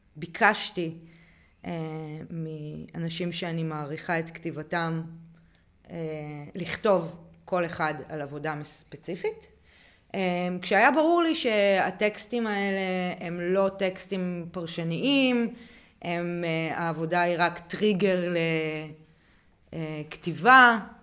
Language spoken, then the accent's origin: Hebrew; Hanita, Northern District, Israel; גדלתי בקיבוץ שיתופי